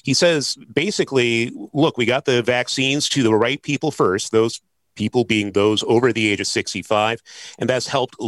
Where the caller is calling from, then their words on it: Washington, United States; I'm joining you from Pierce County. We are one of four counties in Washington State.